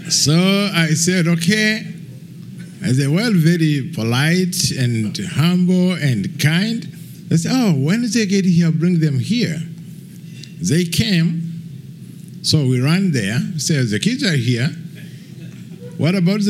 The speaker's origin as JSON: {"language": "English", "country": "Rwanda", "also_born_or_lived": "Kenya", "moved": "as an adult", "lives_now": "Nashville, United States", "said": "I'm here from Rwanda. All my time in Rwanda, I didn't have any plan to come live here. I get out of Rwanda by tragedy, which happened in 1994."}